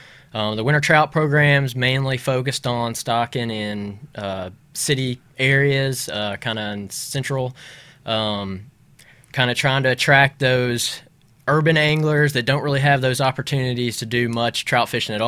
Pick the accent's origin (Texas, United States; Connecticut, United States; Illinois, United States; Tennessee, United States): Tennessee, United States; Memphis; also born or lived in Knoxville, Tennessee / Auburn, Alabama / Utah / Oregon; So I'm a Memphis native from West Tennessee.